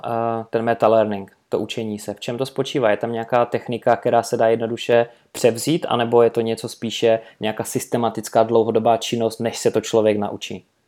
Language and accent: Czech; Karviná, Moravian-Silesian Region, Czechia; also born or lived in Manchester, England; jsem šel potom na univerzitu u nás v Karvine, Sleská univerzita